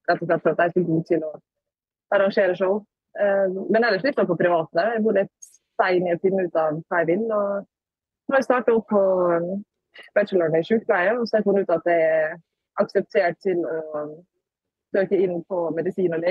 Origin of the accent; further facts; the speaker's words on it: Norway; Og så får jeg se mamma, pappa og familien og feire jul hjemme i Norge med ja, de som betyr mest for meg.